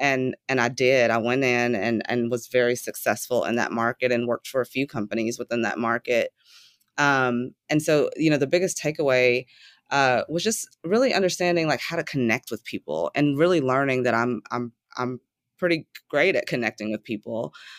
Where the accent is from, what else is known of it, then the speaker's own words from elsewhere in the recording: Chattanooga, Tennessee, United States; Yes, so I was born and raised in the South in a town called Chattanooga, Tennessee. And I left Chattanooga to go to college at 18